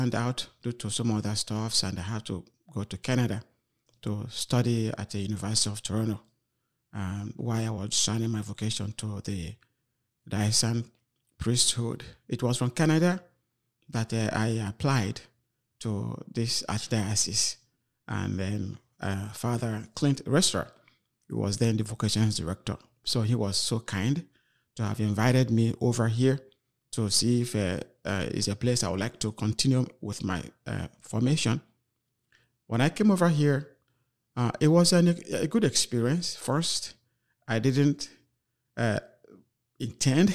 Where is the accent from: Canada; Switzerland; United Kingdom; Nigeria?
Nigeria; moved away as an adult; now in Freeport, United States; Originally, I am from Nigeria